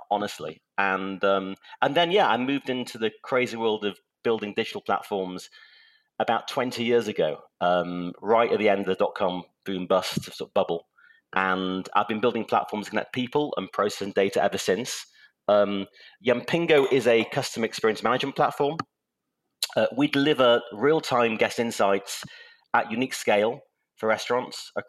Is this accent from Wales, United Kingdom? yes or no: no; Manchester, North West England, United Kingdom; moved away; also born or lived in Cheshire; I'm English. I was born in Manchester, England